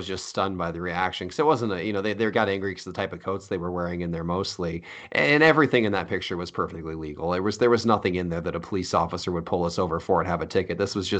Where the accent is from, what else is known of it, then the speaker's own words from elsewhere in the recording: Iowa, United States; This is what it was like growing up in Iowa.